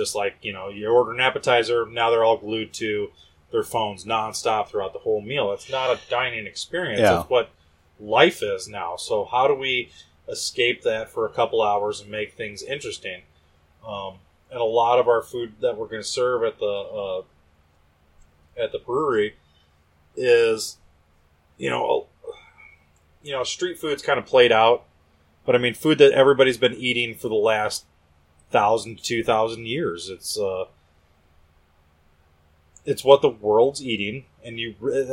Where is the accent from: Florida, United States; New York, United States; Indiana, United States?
Indiana, United States; Northwest; also born or lived in San Diego / Chicago; I'm from Northwest Indiana